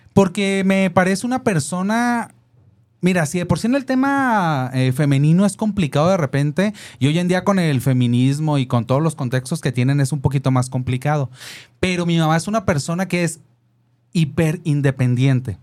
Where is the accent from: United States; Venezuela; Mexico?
Mexico; Nací en, el, en la colonia Cuauhtémoc